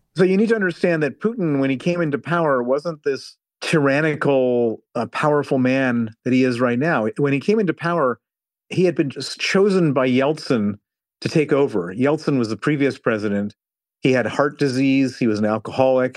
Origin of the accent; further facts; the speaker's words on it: Chicago, Illinois, United States; moved away as an adult; also born or lived in Princeton, New Jersey / Palo Alto / London; I grew up in Chicago